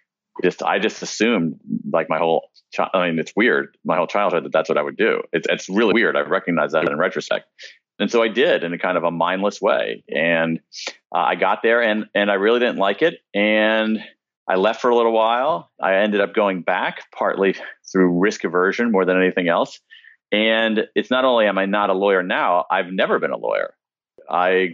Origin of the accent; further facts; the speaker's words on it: American Midwest, United States; I grew up in the American Midwest, middle-class kid